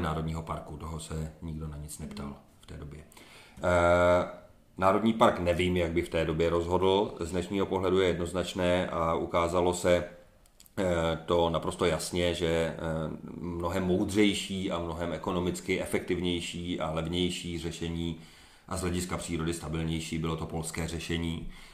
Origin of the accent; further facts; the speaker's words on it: Czechia; also born or lived in eastern Krkonoše; nejsem původně z Krkonoš, ale z Podkrkonoší a z- z dětství jsem strávil do velké míry ve východních Krkonoších